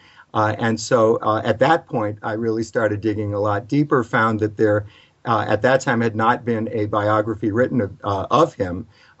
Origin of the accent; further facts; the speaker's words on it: Providence, Rhode Island, United States; I'm from Providence, Rhode Island. Was fortunate enough to grow up there. Become a teenager in the late 1960s when there was a small but vibrant coffee house scene.